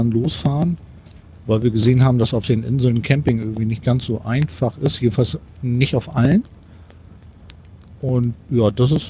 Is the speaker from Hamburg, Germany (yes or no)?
yes; Hamburg, Germany; ich komme aus Hamburg und bin gerade in Wedel